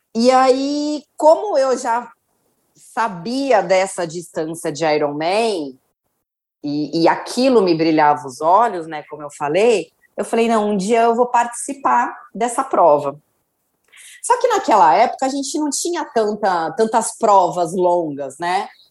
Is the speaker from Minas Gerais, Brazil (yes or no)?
no; Santos, São Paulo, Brazil; eu sempre morei em Santos, eu nasci em Santos